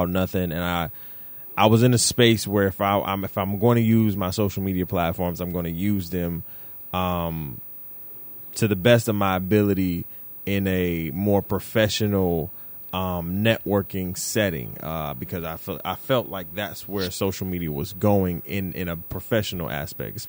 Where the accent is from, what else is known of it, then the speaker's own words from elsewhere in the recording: Detroit, Michigan, United States; we are both from Detroit